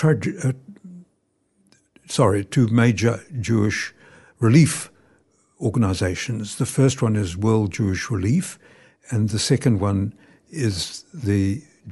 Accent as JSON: {"language": "English", "country": "New Zealand", "tie": "born or raised there", "said": "I was born in New Zealand."}